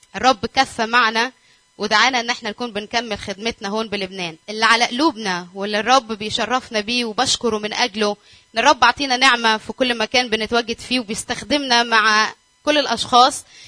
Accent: Egypt; moved away as an adult; now in Lebanon; احنا من مصر

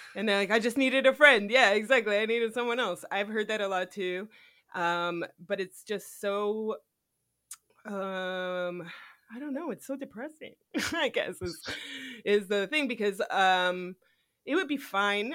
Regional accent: United States; I was born in America

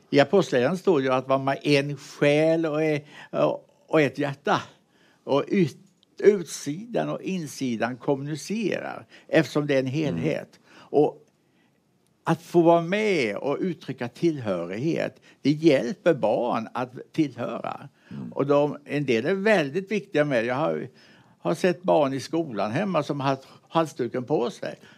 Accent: Mullsjö, Jönköping County, Sweden; also born or lived in United States; jag är uppväxt i Mullsjö

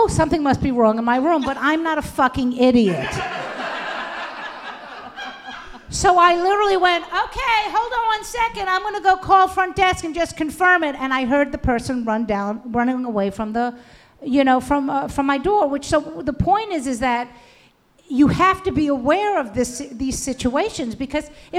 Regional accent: New York City, New York, United States; I'm from Brooklyn

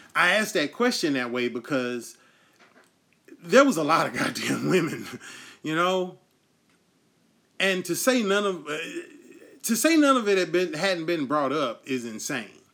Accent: United States; we as the American people

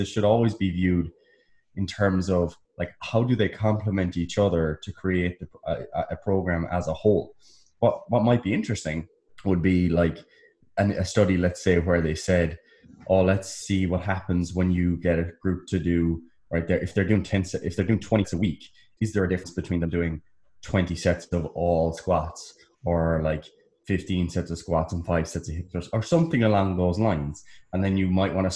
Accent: United States; I'm American.

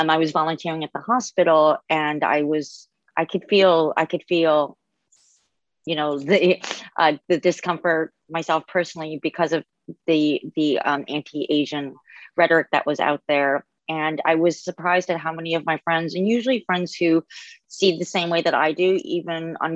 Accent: New Orleans, Louisiana, United States; I grew up in New Orleans and Louisiana where the gun laws are very lax.

